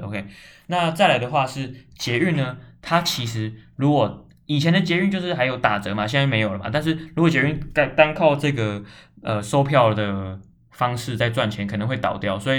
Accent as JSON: {"language": "Chinese", "region": "Kaohsiung", "country": "Taiwan", "tie": "born there", "said": "那我小时候其实是蛮常去高雄的，因为我是在高雄出生。"}